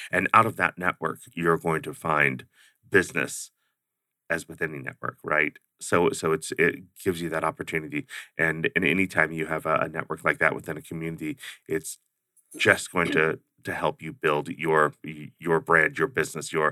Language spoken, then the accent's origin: English; Ohio, United States; also born or lived in Oklahoma / Georgia / Alaska / Washington DC; Well, um, the growing up part ended in Ohio. That's where my parents got out of the service and and settled